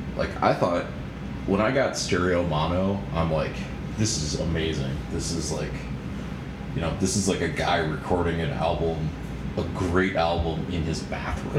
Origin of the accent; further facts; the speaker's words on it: Minneapolis suburbs, Minnesota, United States; I grew up in the Minneapolis suburbs